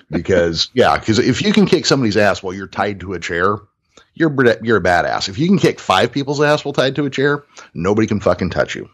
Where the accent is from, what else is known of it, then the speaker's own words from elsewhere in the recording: Modesto, California, United States; right here in my hometown, Modesto, California